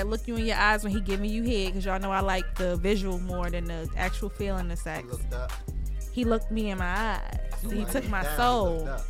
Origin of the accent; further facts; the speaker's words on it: Jamaica; I'm motherfucking Jamaican.